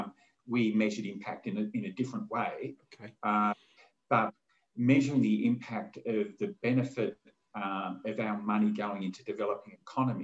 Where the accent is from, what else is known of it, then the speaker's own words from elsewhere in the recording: Australia; being Australian